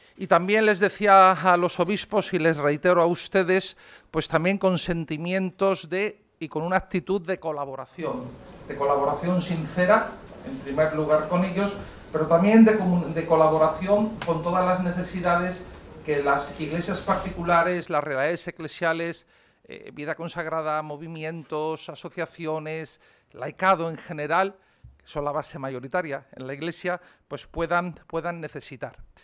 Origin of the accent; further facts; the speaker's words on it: Madrid, Community of Madrid, Spain; moved away as an adult; also born or lived in Rome; yo nací aquí en Madrid, pero como tantos que hemos nacido en Madrid, pues ni mi padre ni mi madre eran de Madrid.